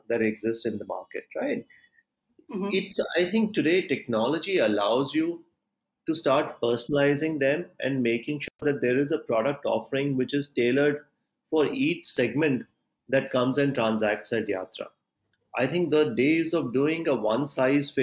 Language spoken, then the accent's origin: English; India